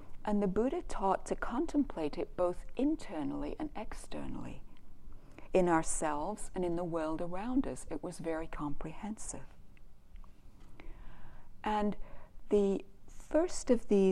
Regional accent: Canada; I'm from Canada

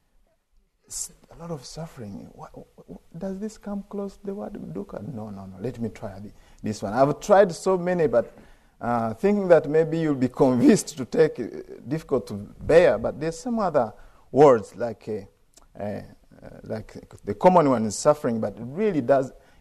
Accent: Uganda; I'm from Uganda

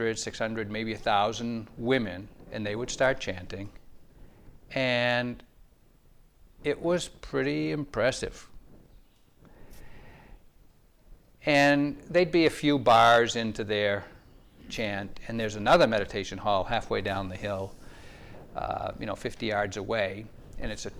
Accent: New England, United States; I was born and raised in New England

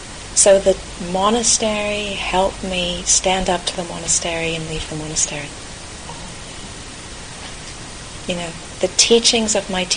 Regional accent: California, United States; moved away; I grew up in California

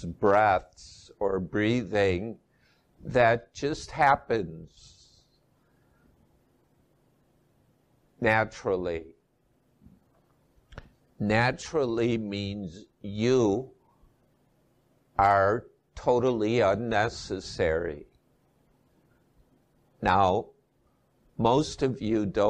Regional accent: Midwest, United States; moved away as an adult; also born or lived in Asia; I was raised in the Midwest and I'm back living there after 20 years in Asia

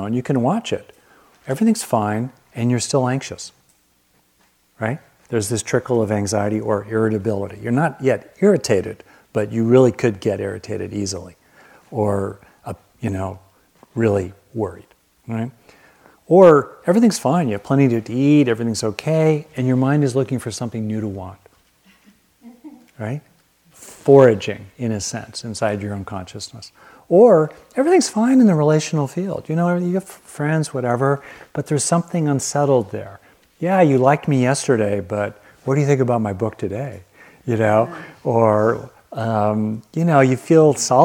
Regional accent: Southern California, United States; I grew up with lizards in Southern California

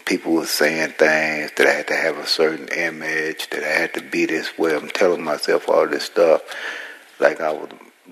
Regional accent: San Francisco, California, United States; I was born in San Francisco

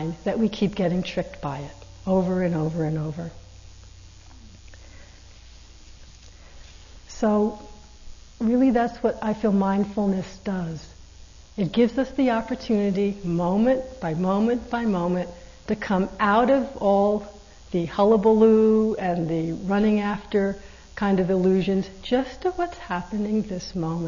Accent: East Coast, United States; And I'm not from California, I'm from the East Coast

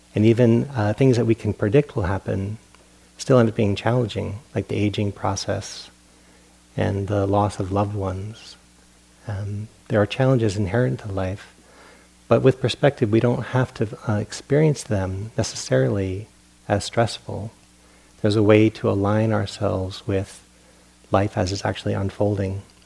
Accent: Providence, Rhode Island, United States; moved away; I grew up on the East Coast in Providence, Rhode Island

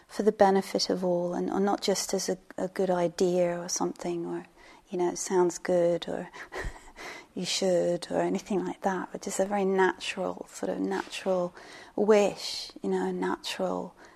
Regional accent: England, United Kingdom; I'm English

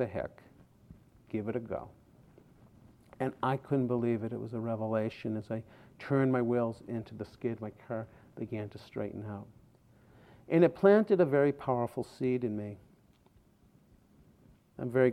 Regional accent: outside of Boston, Massachusetts, United States; When I was 16, growing up outside of Boston

